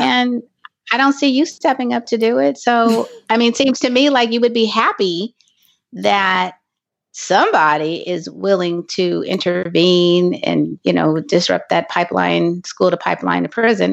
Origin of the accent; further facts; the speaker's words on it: Los Angeles, California, United States; I am from Los Angeles, California